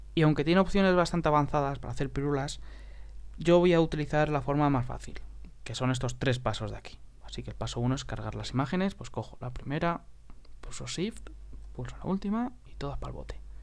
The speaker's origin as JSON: {"language": "Spanish", "country": "Spain", "said": "español de Europa"}